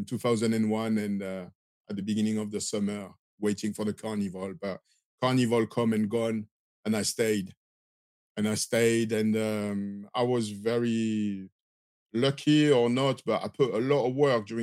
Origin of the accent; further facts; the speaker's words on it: Marseille, Provence-Alpes-Côte d'Azur, France; accent: French; English is a second language; moved away as an adult; I'm from Marseille in the south of France.